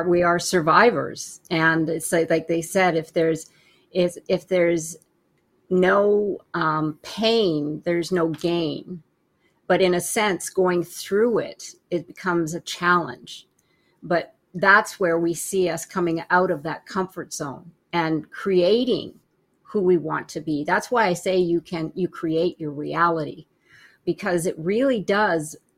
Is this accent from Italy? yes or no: no; Canada; moved away; I'm originally from Canada